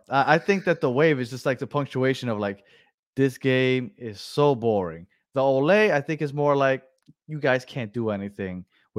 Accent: Argentina; Hello, guys. I'm from Argentina. It's almost 2 a.m.

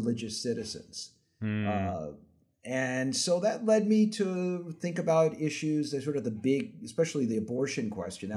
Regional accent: Las Vegas, Nevada, United States; also born or lived in Brooklyn; I was hired at the University of Nevada, Las Vegas, where I grew up. I grew up in Vegas

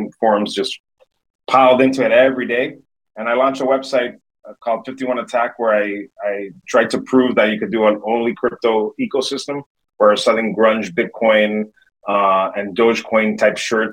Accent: Miami, Florida, United States; born and raised in Miami, Florida

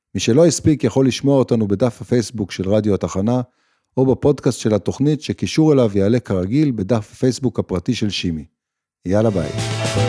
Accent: Israel; הצורך הבסיסי שלנו כישראלים

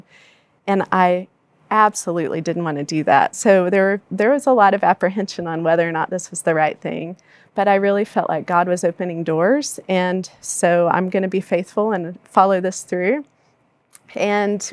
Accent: Palestine, Texas, United States; I grew up in Palestine, Texas, a small East Texas town

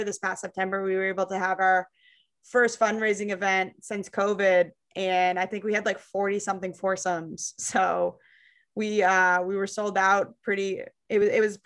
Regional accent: Londonderry, New Hampshire, United States; where I grew up in Londonderry, all my friends and family from there.

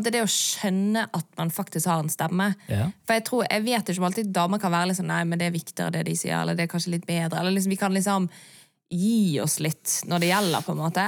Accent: Bergen, Vestland, Norway; der jeg vokste opp i Bergen

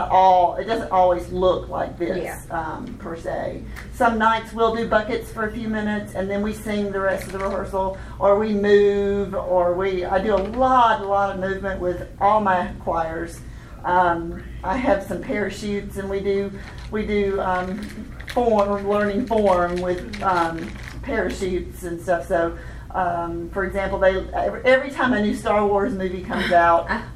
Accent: Augusta, Georgia, United States; now in Knoxville, United States; I grew up in Augusta, North Augusta, but Augusta, Georgia.

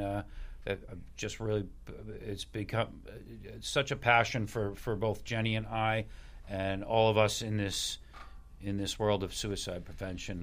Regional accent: Hingham, Massachusetts, United States; I graduated high school with Keith. I'm from Hingham

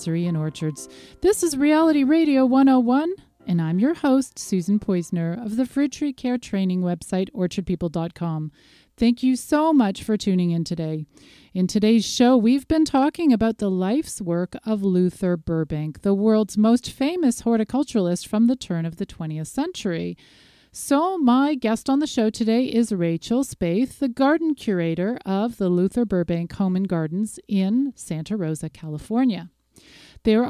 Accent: Ontario, Canada; my home province, Ontario

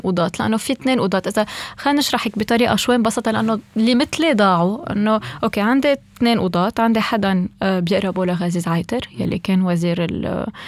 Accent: Lebanon; نحن كلبنانيه

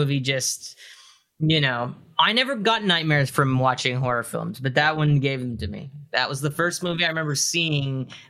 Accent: Mississauga, Ontario, Canada; I grew up in Mississauga, Yeah, suburb.

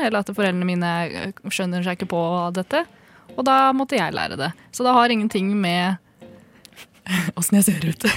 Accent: Gjøvik, Innlandet, Norway; Jeg er født og oppvokst på Gjøvik

